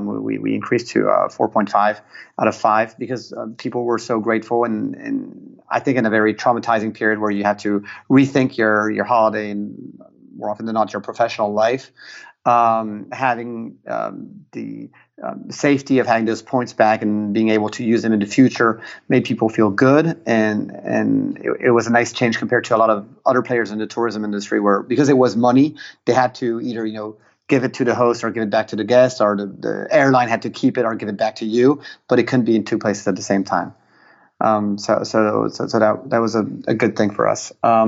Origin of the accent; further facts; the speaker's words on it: Piedmont, Italy; English is a second language; since I'm also partially Italian and I come from the Piemonte, which is a big wine region, that's a region of Barolo wines